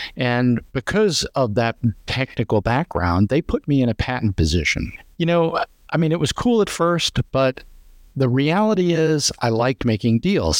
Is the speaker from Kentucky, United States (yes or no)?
no; Long Island, New York, United States; moved away as an adult; now in Florida, United States; I grew up on Long Island and moved to Florida about thirty years ago